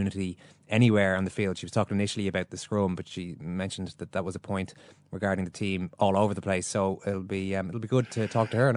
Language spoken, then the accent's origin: English; Ireland; as an Irishman